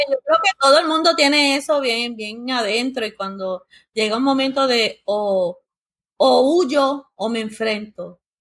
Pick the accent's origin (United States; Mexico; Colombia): United States; nací y me crié en Estados Unidos